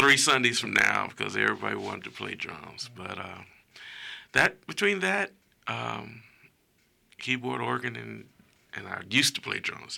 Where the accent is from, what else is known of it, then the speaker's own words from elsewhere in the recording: Gary, Indiana, United States; I'm originally from Gary, Indiana.